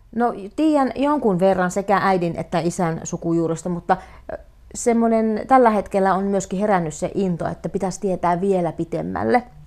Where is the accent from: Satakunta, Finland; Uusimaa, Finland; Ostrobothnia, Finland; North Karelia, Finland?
North Karelia, Finland; Rääkkylä; now in Joensuu, Finland; Rääkkylä on minun kotikunta ja Rasivaara on minun kotikylä ja tämä Joensuu on se minun äh, kaup- niin kuin se lähin kaupunki